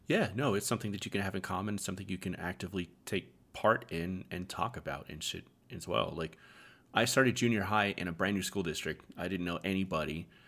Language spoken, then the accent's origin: English; Arizona, United States; moved away as an adult; We all mostly grew up in Arizona. We've all kind of gone to separate states now